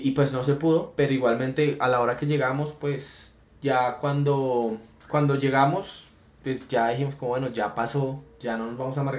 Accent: Colombia; Ah, yo porque soy colombiano, y ¿eh? qué es feo ser colombiano.

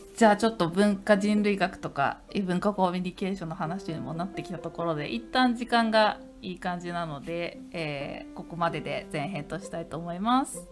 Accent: Tokyo, Japan; 私なんかやっぱり東京育ちなので

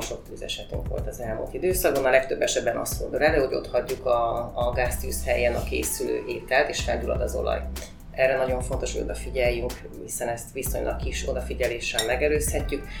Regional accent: Hódmezővásárhely, Csongrád-Csanád, Hungary; hódmezővásárhelyi vagyok, és a hódmezővásárhelyi városi televízióban dolgoztam 8

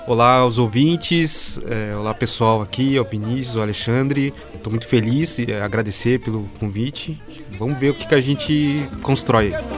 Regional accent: Brazil; Como um bom é, brasileiro aqui

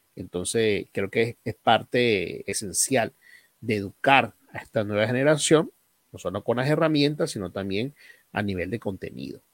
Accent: Aragua, Venezuela; moved away; also born or lived in Guárico; yo no nací aquí en Guárico, yo nací en Aragua.

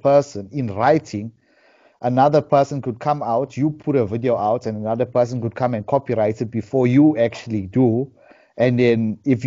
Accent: Durban, KwaZulu-Natal, South Africa; I'm from Durban, South Africa

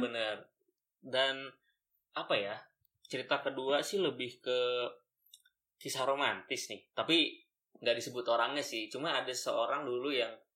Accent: Bandung, West Java, Indonesia; saya dari SMA 5 Bandung

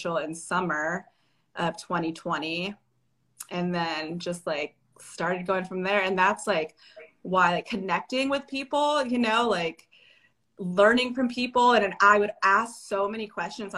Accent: the Bay Area, California, United States; also born or lived in San Diego, California; So I am from California, the Bay Area. I grew up in the Bay Area

